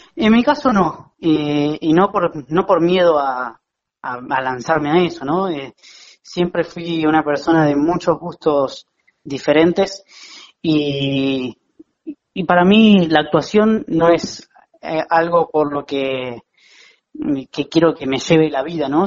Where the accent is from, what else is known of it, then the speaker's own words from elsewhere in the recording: La Plata, Buenos Aires Province, Argentina; moved away as an adult; now in Buenos Aires, Argentina; yo soy platense, pero en 2015 me mudé para, Capital